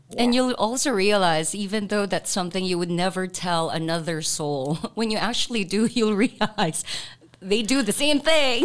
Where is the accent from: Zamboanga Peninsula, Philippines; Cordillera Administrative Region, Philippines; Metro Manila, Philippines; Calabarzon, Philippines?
Zamboanga Peninsula, Philippines; Zamboanga City; moved away; I'm from mm-hmm. Zamboanga too. So mm-hmm. we would speak in Chavacano